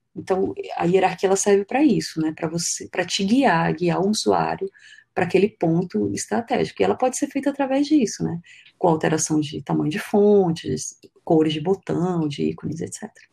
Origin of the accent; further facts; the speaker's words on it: Pitinga, Amazonas, Brazil; also born or lived in Manaus; a gente foi morar numa, numa cidade chamada Vila de Pitinga, que fica dentro da reserva dos índios Waimiri Atroari. Então é uma cidade de extração de minério e tal. Então, morei lá por 10 anos, foi uma infância muito feliz, infância e adolescência